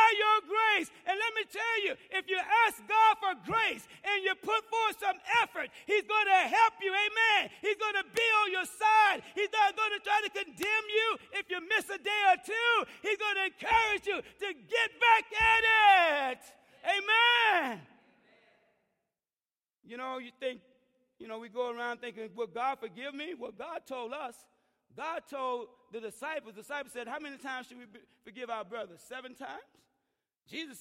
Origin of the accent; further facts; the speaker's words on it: Mississippi, United States; moved away; going back to Mississippi, and I remember my friend, one of my hometown, I grew up with him